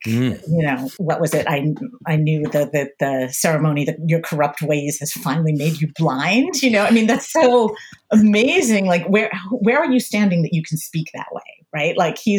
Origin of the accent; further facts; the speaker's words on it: Pennsylvania, United States; So I grew up in the suburbs outside of Philadelphia, very upper middle class suburbs.